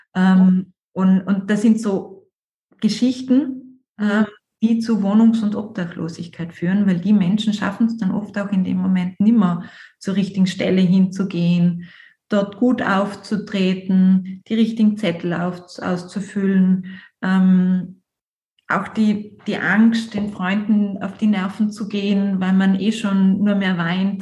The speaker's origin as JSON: {"language": "German", "area": "South Tyrol", "region": "Trentino-Alto Adige", "country": "Italy", "said": "ich bin Südtirolerin"}